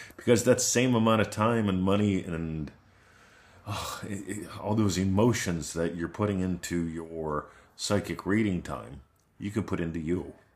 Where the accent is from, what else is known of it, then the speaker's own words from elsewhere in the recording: Pittsburgh, Pennsylvania, United States; now in Australia; I grew up in Pittsburgh